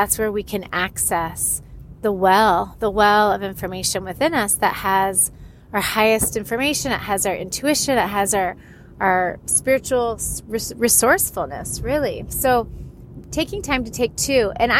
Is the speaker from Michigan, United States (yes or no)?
no; Florida, United States; also born or lived in California, United States; I am from Florida and California.